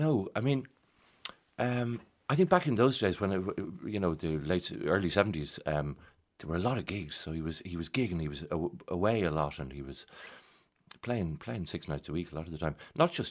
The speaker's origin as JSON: {"language": "English", "town": "Dublin", "region": "Leinster", "country": "Ireland", "tie": "born or raised there", "also_born_or_lived": "Churchtown", "said": "We grew up in Sandymount."}